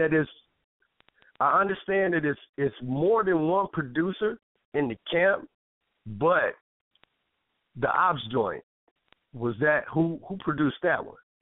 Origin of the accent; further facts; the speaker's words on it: Michigan, United States; moved away; also born or lived in Toledo, Ohio; I was from Michigan